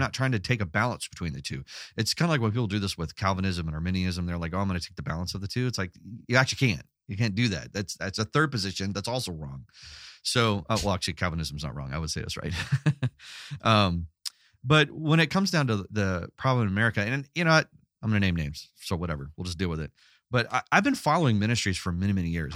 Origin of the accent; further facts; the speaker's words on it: Los Angeles, California, United States; I grew up in Los Angeles